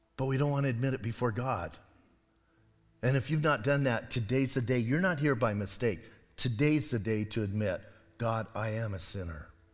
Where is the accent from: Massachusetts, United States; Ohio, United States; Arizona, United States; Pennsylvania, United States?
Arizona, United States; Bisbee; I'm from Bisbee.